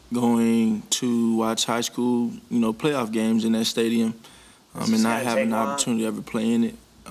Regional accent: Houston, Texas, United States; now in Philadelphia, United States; My childhood, growing up in Houston

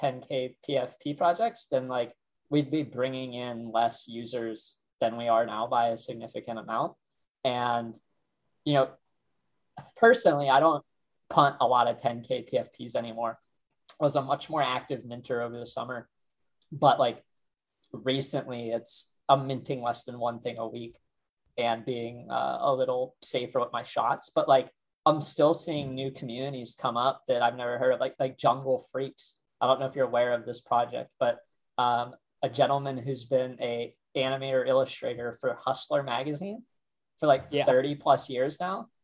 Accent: Ohio, United States; I'm some kid from Ohio who's like out in the sticks

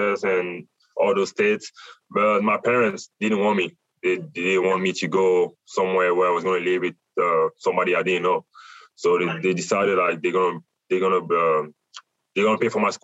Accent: Douala, Littoral, Cameroon; now in Tucson, United States; I'm from Africa

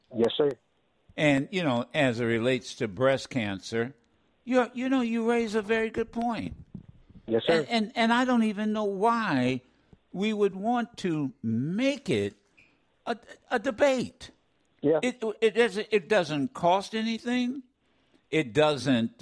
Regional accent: Ohio, United States; accent: Ohio; my Ohio accent

